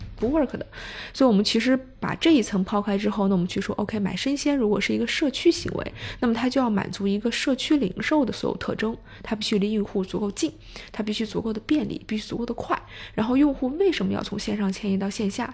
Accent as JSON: {"language": "Chinese", "country": "China", "tie": "born or raised there", "also_born_or_lived": "Hong Kong", "said": "我其实是土人土长的中国人，然后呢，暂时在国外有读过一段时间书，所以其实是段时间的北影大学的经历，然后同时有一段时间国外的海外留学经历，但回国之后其实就去了投行，在香港待了一年多，然后之后就到了国内做投资，然后是在 Barron's 做P E的投资"}